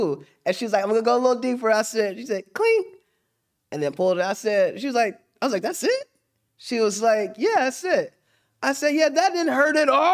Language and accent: English; Middletown, Ohio, United States; I said, I am, too. I'm from Middletown.